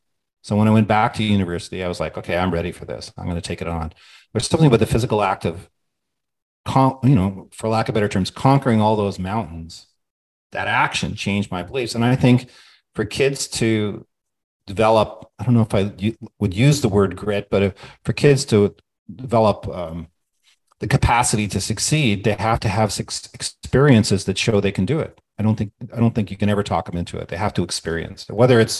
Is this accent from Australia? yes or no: yes; Australia; now in United States; But I feel that's my credibility as an Australian.